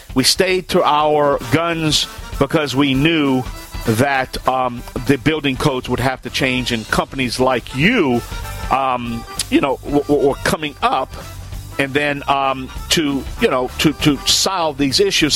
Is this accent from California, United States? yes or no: no; Cajun, Louisiana, United States; I'm the …